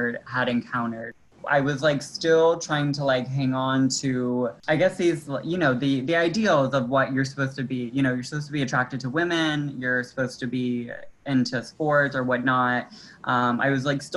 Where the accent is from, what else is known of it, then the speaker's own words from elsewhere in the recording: Metairie, Louisiana, United States; also born or lived in New Orleans; They moved to Metairie maybe when I was like in the second grade, and then I spent like most of growing up in Metairie